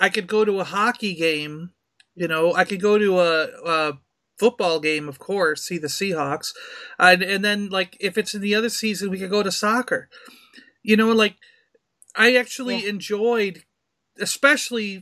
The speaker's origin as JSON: {"language": "English", "region": "New York", "country": "United States", "tie": "born or raised there", "moved": "as an adult", "lives_now": "Florida, United States", "said": "When I lived in New York, because of growing up in New York, I had so many different groups of friends."}